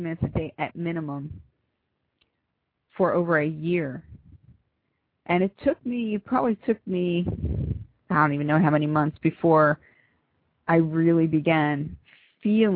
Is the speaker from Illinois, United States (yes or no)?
no; Philadelphia, Pennsylvania, United States; I'm from Philly.